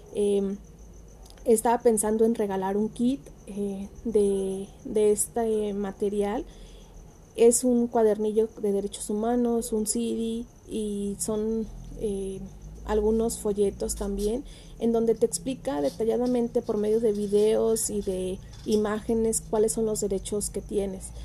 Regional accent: Ciudad Hidalgo, Michoacán, Mexico; yo soy de Ciudad Hidalgo, Michoacán

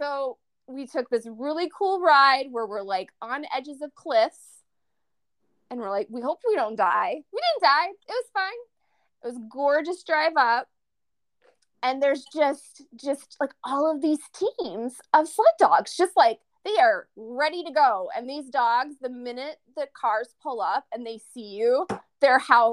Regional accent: Minnesota, United States; we're from Minnesota

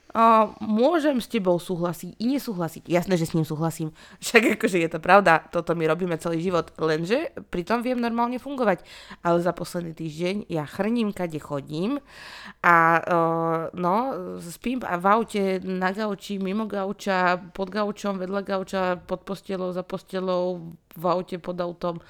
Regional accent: Rajecká Lesná, Žilina Region, Slovakia; pochádzam z Rajeckej lesnej a že Rajecké teplice sú pár kilometrov odtiaľ

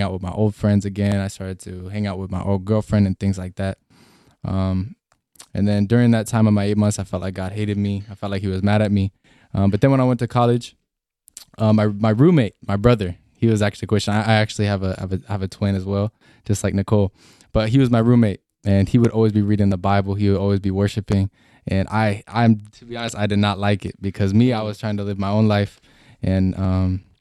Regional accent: Washington, United States; I grew up in Washington State

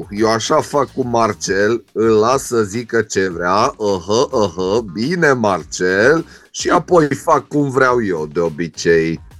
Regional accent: Transylvania, Romania; Zic, luați-mă încet că sunt ardelean.

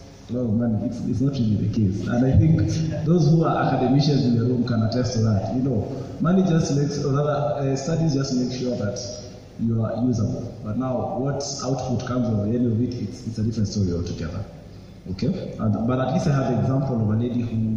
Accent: Mombasa, Mombasa County, Kenya; moved away as an adult; also born or lived in Juja; I grew up in Mombasa. That's where I was born and raised.

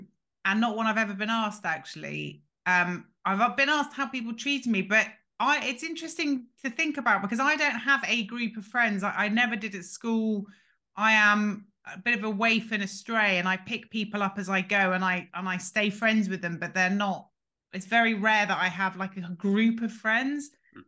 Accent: England, United Kingdom; born there; So I am 21 and I was born in England.

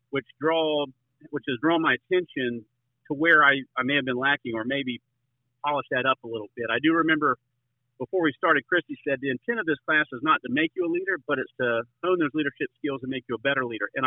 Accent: Avon Park, Florida, United States; I'm from Avon Park, Florida. I grew up in Central Florida area here, where citrus, cattle, and vegetables were all around us. It's a rural area

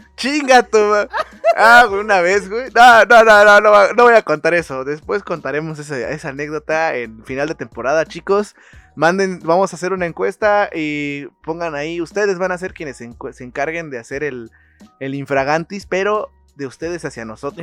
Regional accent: Mexico; nosotros como ciudadanos y como hijos mexicanos

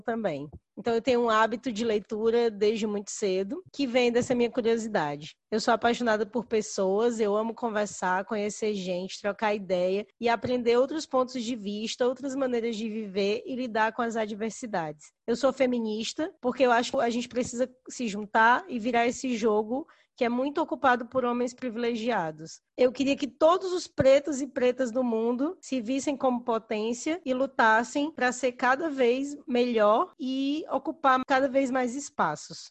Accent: Ceará, Brazil; eu sou do Ceará, nasci e fui criada aqui

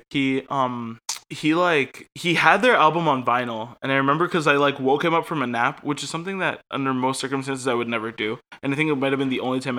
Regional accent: Connecticut, United States; Connecticut is my favorite town. My hometown is the state Connecticut.

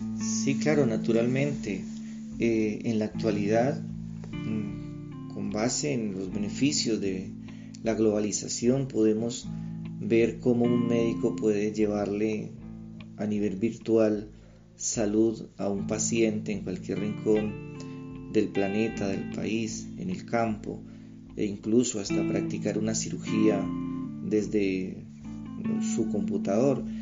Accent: Bolívar, Cauca, Colombia; now in Bogotá, Colombia; nací en Bolívar Cauca, exactamente en la vereda de Chalguayaco, soy campesino orgullosamente

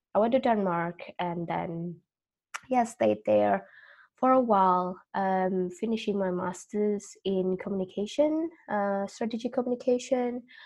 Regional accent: Indonesia; moved away as an adult; also born or lived in Australia; I was born and raised in Indonesia, but then I moved um, to live in Australia when I was 18.

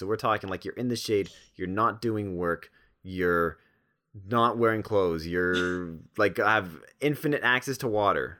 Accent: Toronto, Ontario, Canada; Well, I'm from Toronto

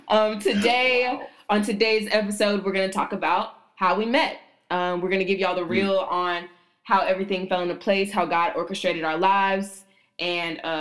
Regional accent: Texas, United States; I am from Texas, and I'm very used to a very specific way of interacting with people

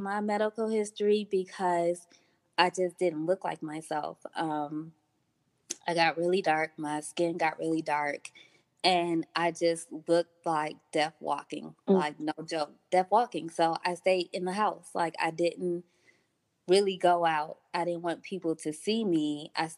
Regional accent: Detroit, Michigan, United States; moved away as an adult; also born or lived in Atlanta, Georgia; I moved from Detroit to Georgia for school at G. Clark Atlanta University

